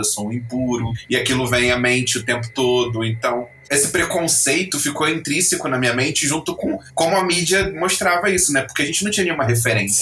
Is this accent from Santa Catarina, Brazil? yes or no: no; Rio de Janeiro, Brazil; now in Lisbon, Portugal; sou natural do Rio de Janeiro e agora vivendo em Lisboa, em Portugal